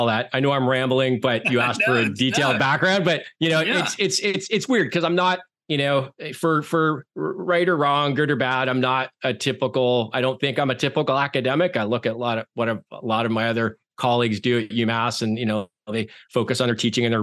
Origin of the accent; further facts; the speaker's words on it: Canada; moved away as an adult; also born or lived in Turks and Caicos Islands / Eleuthera, Bahamas / Alberta; now in Amherst, United States; I grew up in Canada